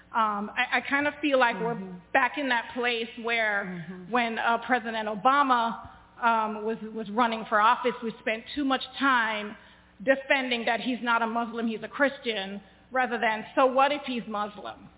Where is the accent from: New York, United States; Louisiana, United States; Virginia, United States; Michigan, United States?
Virginia, United States; I'm from Virginia